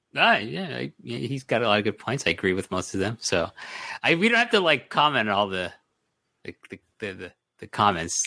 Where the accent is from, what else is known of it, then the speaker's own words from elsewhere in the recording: Toronto, Ontario, Canada; I'm from Toronto